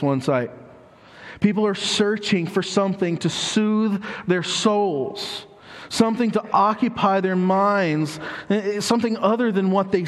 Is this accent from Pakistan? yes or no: no; United States; us as American citizens